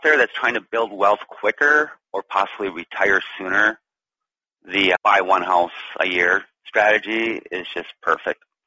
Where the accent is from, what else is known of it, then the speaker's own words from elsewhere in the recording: Duluth, Minnesota, United States; moved away as an adult; also born or lived in San Francisco; back to my hometown here in Duluth, Minnesota.